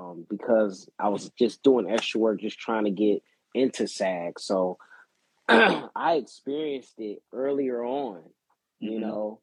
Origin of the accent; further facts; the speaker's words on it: Inglewood, California, United States; Born and raised in Inglewood, California.